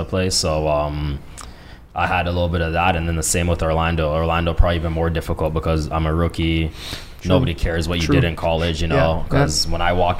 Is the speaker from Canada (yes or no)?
yes; Canada; I was the only Canadian at Akron